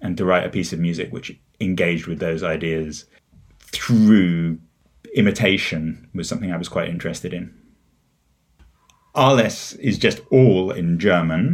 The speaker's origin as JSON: {"language": "English", "region": "England", "country": "United Kingdom", "tie": "born or raised there", "also_born_or_lived": "United States", "said": "I grew up in England, although I've spent quite a lot of my life in the US as well."}